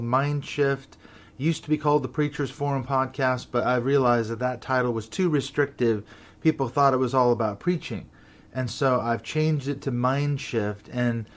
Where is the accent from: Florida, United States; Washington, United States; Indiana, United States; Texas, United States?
Washington, United States; Seattle; now in North Wales, United Kingdom; both Valerie and I were raised in the Seattle, Washington area